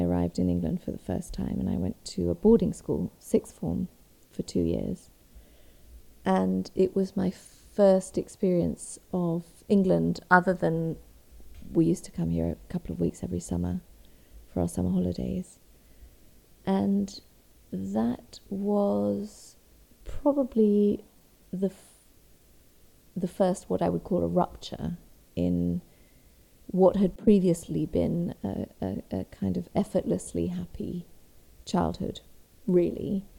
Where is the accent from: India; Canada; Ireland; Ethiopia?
Ethiopia; also born or lived in East Africa; now in Brighton, United Kingdom; I live in Brighton. But I grew up in East Africa. I was born in Ethiopia and I lived all over East Africa following my father